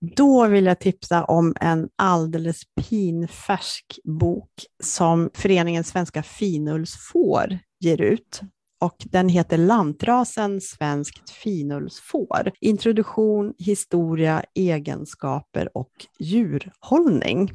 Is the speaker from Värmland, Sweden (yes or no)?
no; Jämtland, Sweden; Jämtland där jag kommer ifrån och mycket av de miljöerna som hon beskriver det är mina kan man säga, barndomsmiljöer